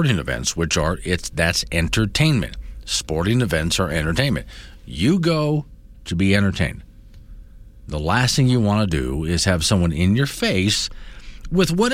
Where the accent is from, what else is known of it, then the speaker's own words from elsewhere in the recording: Florida, United States; I grew up in Florida. Going to Disney was a normal thing. It's just up the road. Well, a few hours up the road for me